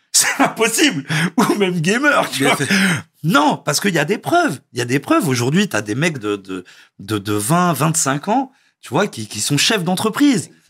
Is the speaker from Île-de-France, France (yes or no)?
yes; Versailles, Île-de-France, France; also born or lived in Narbonne / Vélizy-Villacoublay; ma mère est montée sur Paris, à Villisy d'abord dans le 78, et après Versailles, et j'ai grandi, euh, j'ai grandi là-bas, à mhm. Versailles.